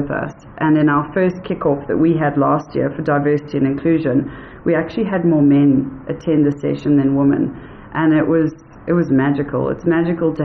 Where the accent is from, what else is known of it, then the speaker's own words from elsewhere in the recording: South Africa; also born or lived in United States; I'm a white female South African